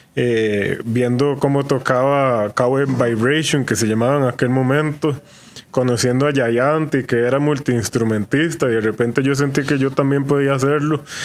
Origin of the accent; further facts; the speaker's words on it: San José, Costa Rica; Yo crecí en San José